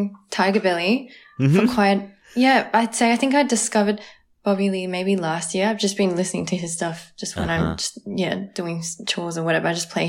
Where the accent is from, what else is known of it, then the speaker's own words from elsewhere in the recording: Melbourne, Victoria, Australia; we're from Melbourne, Australia